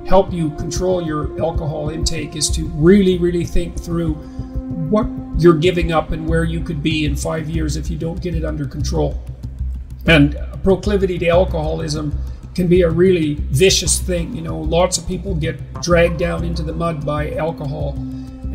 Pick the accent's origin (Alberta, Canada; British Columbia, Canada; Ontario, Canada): Alberta, Canada; Northern; I said I was from Northern Alberta